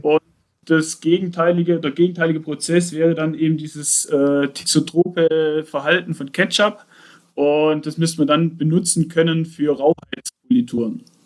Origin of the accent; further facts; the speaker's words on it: Aalen, Baden-Württemberg, Germany; ich komme aus Aalen, näher Stuttgart, auf der schönen Ostalb